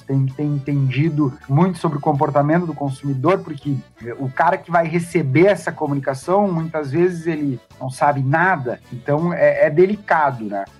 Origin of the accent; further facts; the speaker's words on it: Santana do Livramento, Rio Grande do Sul, Brazil; Eu sou nascido em Santana do Livramento, fronteira com Ribeiro, Uruguai